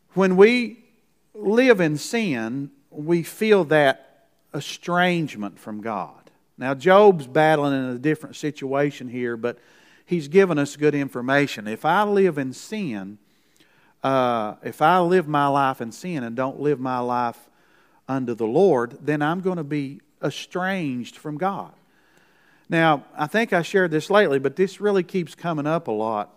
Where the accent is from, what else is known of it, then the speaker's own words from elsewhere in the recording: Kentucky, United States; from Kentucky, the Moonshine State.